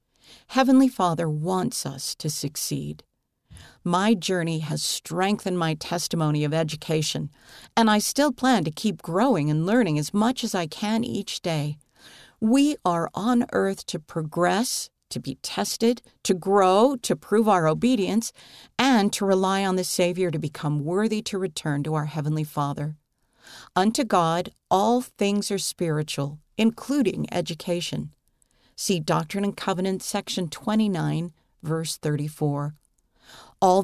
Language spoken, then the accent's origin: English; Honduras; I was born and raised in Honduras, a country full of opportunities but challenging in lifestyle.